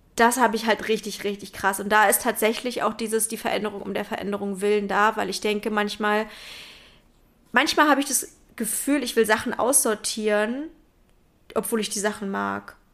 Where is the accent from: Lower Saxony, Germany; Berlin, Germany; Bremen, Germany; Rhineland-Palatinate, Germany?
Berlin, Germany; Ich bin ja in Berlin groß geworden